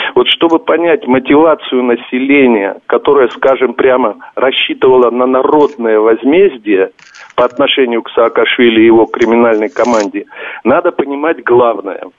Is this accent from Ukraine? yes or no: no; Georgia; у меня на родине